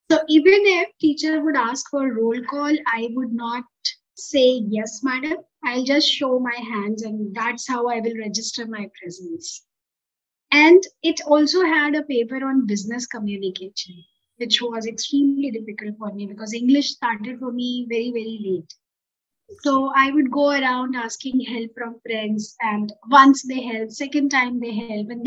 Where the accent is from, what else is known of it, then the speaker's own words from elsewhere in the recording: Uttar Pradesh, India; I come from Eastern UP.